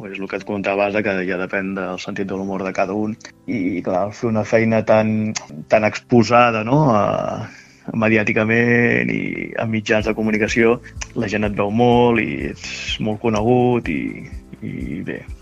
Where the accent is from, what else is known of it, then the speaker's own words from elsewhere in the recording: Montblanc, Catalonia, Spain; moved away as an adult; now in Barcelona, Spain; sóc nascut a Montblanc, Tarragona